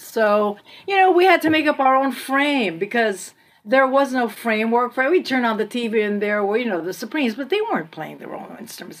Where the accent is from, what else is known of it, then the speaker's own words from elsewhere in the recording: Sacramento, California, United States; moved away as an adult; also born or lived in Manila, Philippines / Western Massachusetts; now in Massachusetts, United States; So we moved from Manila to Sacramento in 1961, and that was tough.